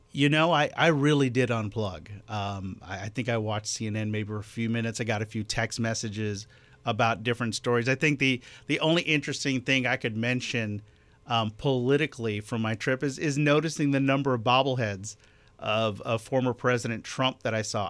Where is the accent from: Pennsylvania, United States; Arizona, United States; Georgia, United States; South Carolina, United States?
Georgia, United States; Columbia County, East; I grew up in Columbia County, which is a couple of counties over